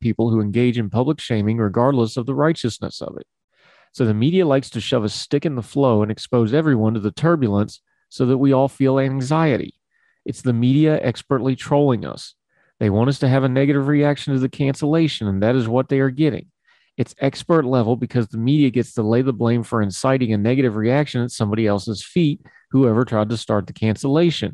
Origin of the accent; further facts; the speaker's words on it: United States; accent: hillbilly; my hillbilly accent